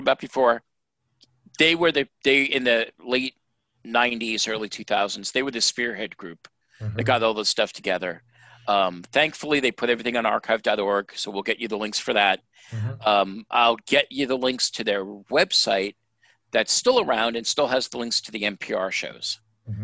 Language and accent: English; New York, United States; I grew up in New York. And I grew up in New York in the 60s and 70s